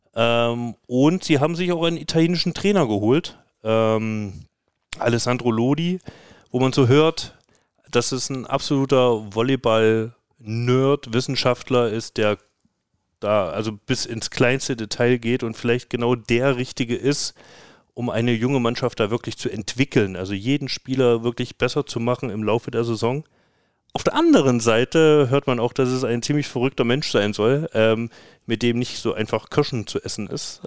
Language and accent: German; East Germany, Germany; als Ossi